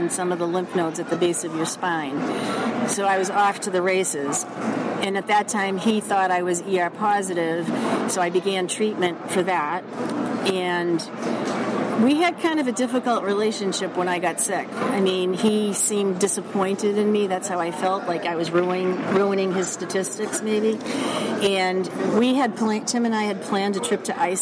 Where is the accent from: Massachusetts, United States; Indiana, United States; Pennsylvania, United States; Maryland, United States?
Massachusetts, United States; Boston; accent: Boston; I'm from Boston, obviously, by my accent